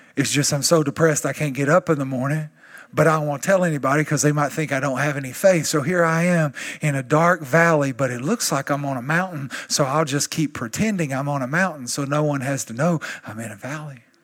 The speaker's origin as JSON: {"language": "English", "region": "East Texas", "country": "United States", "said": "I'm still from East Texas"}